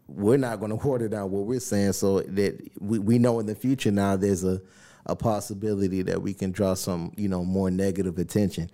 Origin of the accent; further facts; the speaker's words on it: the South, United States; I'm from the South.